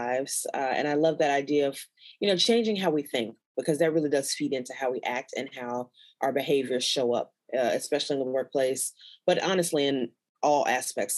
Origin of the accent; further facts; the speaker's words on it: Chicago, Illinois, United States; I grew up in Chicago, Illinois, and I'm a Black